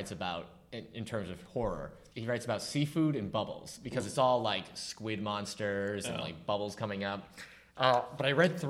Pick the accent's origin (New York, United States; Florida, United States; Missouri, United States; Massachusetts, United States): Massachusetts, United States; Newburyport; I grew up in New England.